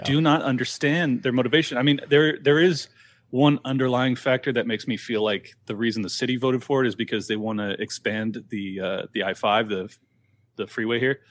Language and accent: English; San Diego, California, United States; born and raised in San Diego